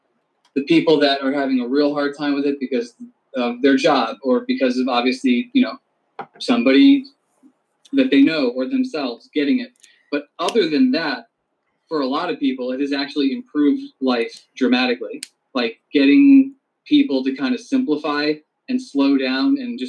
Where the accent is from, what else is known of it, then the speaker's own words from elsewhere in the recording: Piscataway, New Jersey, United States; I'm from New Jersey originally.